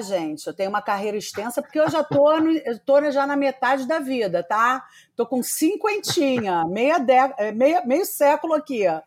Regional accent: Rio de Janeiro, Brazil; accent: carioca; eu fui estudar numa escola aqui no Rio de Janeiro, que eu sou carioca, acho que dá para perceber pelo sotaque

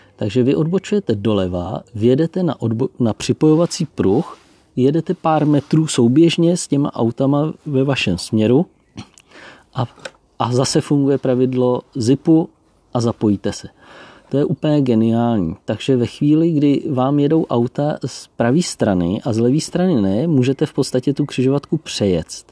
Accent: Czechia; moved away as an adult; now in Austria; u nás v Čechách

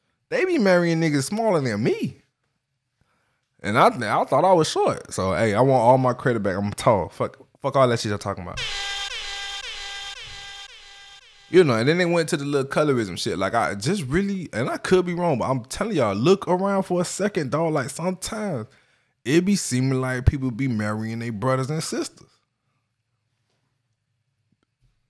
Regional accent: Miami, Florida, United States; also born or lived in Kansas City, Florida; I grew up in Miami, Florida

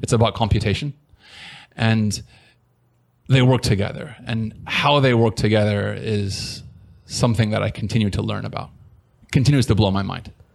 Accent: San Diego, California, United States; moved away as an adult; now in Taiwan; I'm originally from San Diego, California. I've been here for, I guess, 16 years now.

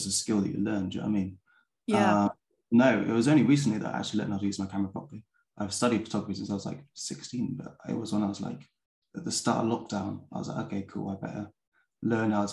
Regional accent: Bath, South West England, United Kingdom; moved away as an adult; also born or lived in Peckham, London; now in London, United Kingdom; I grew up in Bath in England

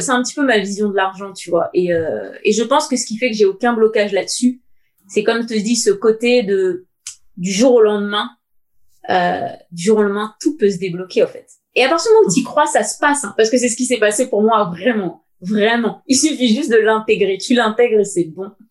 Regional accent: Seine-Saint-Denis, Île-de-France, France; also born or lived in United States; now in Paris, France; j'ai grandi avec euh, mes deux parents et mon père. Au début, il était cheminot à la SNCF, donc on était dans un petit HLM dans le 93

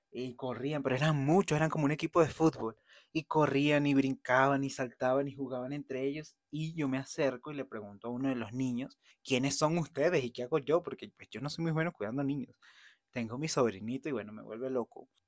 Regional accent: Venezuela; moved away; yo voy a ir a Venezuela a hacer una diligencia, voy a estar con mi familia

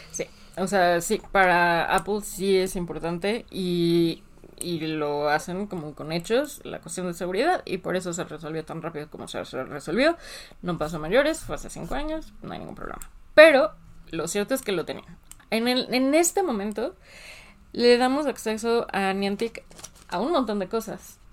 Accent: Mexico; nosotros en México, como jugadores mexicanos, no nos ha afectado.

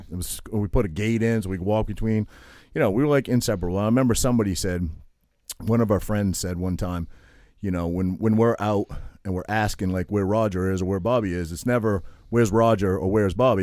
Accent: Toms River, New Jersey, United States; moved away; I was from Tom's River

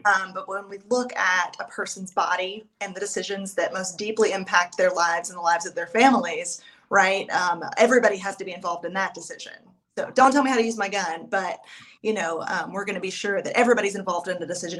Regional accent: East Tennessee, United States; I am from East Tennessee. I have lived here all of my life

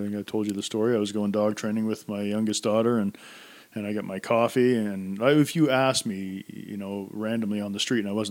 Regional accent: Centreville, New Brunswick, Canada; also born or lived in Woodstock, New Brunswick; I grew up in Centerville and a small town of about 1,100 people.

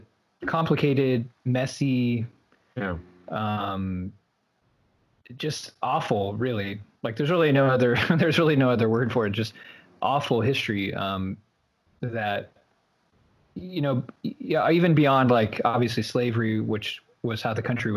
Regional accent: Midwest, United States; growing up in the Midwest in a rural community

